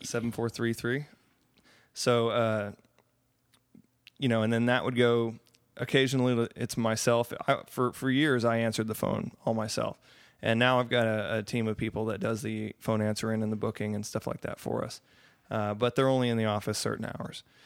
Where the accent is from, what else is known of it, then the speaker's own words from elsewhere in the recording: Austin, Texas, United States; we're from Austin. Myself and my booking agents are all from Austin